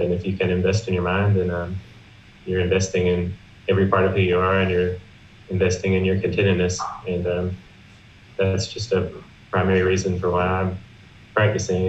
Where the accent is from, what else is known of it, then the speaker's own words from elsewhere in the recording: South Carolina, United States; I'm from South Carolina in America